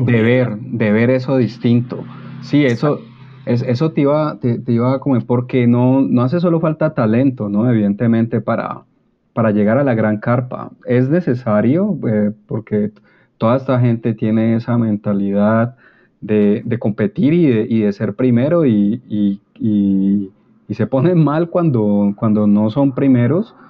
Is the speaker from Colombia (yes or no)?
yes; Colombia